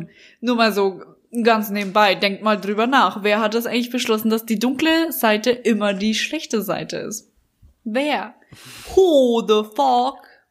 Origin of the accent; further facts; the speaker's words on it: Bavaria, Germany; accent: Bavarian; now in Berlin, Germany; mit meinem bayerischen Dialekt